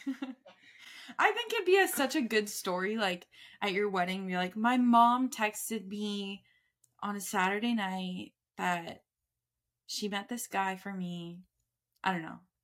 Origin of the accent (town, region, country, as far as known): Tucson, Arizona, United States